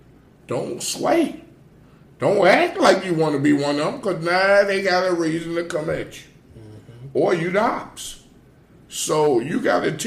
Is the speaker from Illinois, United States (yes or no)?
no; Gary, Indiana, United States; also born or lived in East Chicago, Indiana; I'm from Gary, Indiana.